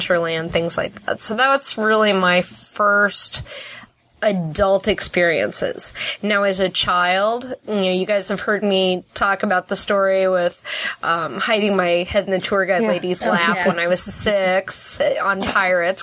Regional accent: St. Louis, Missouri, United States; moved away; growing up in St. Louis

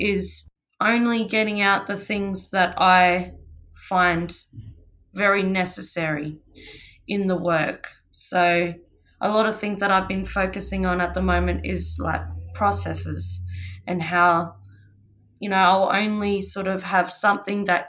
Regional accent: Australia; I grew up on Bangla country and I'm currently living

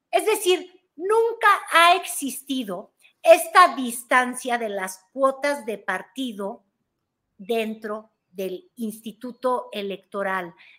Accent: Mexico; somos los mexicanos

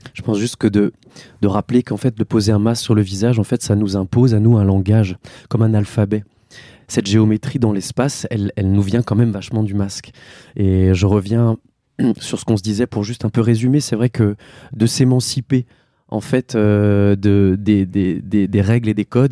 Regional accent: Mulhouse, Grand Est, France; là où moi je suis né. J'ai grandi en Alsace

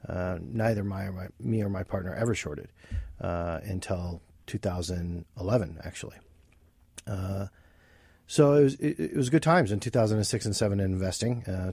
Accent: Flint, Michigan, United States; moved away as an adult; now in Pennsylvania, United States; I was born and raised in Flint, Michigan for the first 22 years of my life. And I matriculated here around 1995-ish.

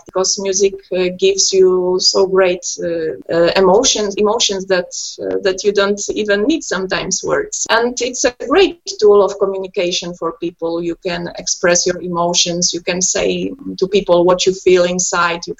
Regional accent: Poland; first language Polish; English is a second language; Polish is my native language and we play most of the shows in Poland

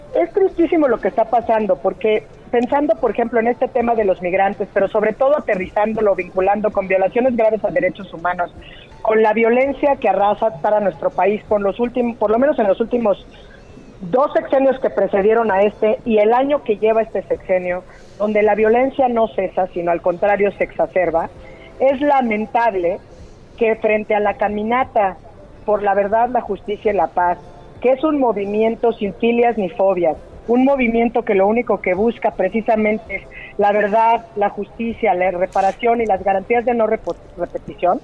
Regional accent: Oaxaca, Mexico; moved away; Estoy en Oaxaca. Tuve que venir a ver un asunto, así que saludos desde mi tierra.

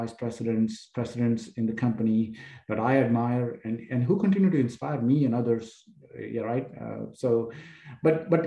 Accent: India; now in Houston, United States; I grew up in a middle-class family in India

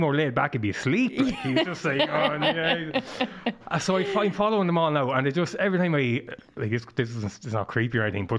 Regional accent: Killenard, Leinster, Ireland; So I grew up in Killinarve, which is a small village.

